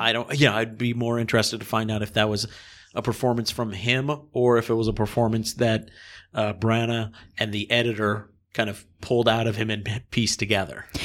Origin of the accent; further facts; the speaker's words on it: Harrisburg, Pennsylvania, United States; also born or lived in Massachusetts; I was born in Massachusetts. My family moved to Harrisburg, Pennsylvania when I was two